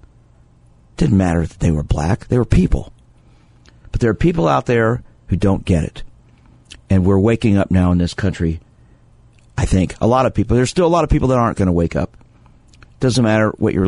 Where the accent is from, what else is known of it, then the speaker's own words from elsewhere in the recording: Kansas City, Missouri, United States; I grew up in Kansas City, seeing religious bigotry